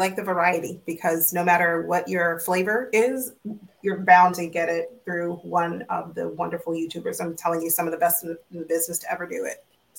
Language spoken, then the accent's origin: English; Florida, United States; I'm from Florida